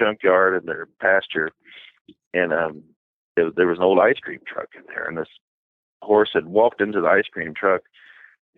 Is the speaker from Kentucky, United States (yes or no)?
yes; Bardstown, Kentucky, United States; I'm from Bardstown, Kentucky, which is, about 60 miles west of Lexington